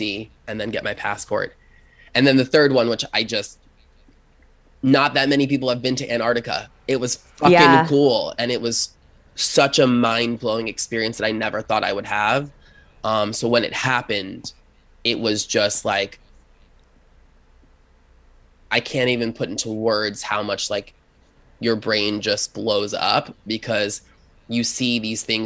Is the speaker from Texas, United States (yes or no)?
no; Long Island, New York, United States; I grew up poor on Long Island.